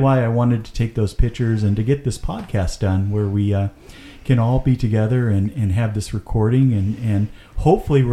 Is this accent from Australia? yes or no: no; Marysville, United States; moved away; our street that we were raised on in Jeffrey Court